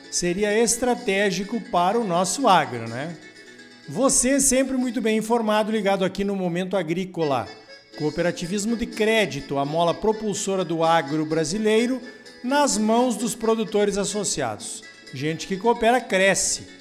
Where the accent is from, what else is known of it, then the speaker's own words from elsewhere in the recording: Mato Grosso, Brazil; eu sou aqui do Mato Grosso